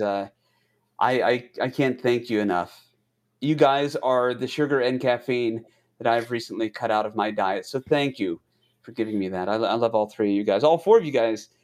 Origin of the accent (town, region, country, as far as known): United States